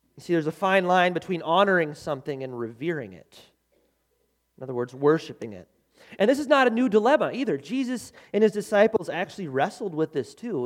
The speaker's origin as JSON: {"language": "English", "country": "United States", "said": "I love being an American. I love America. Man, I am a proud American citizen."}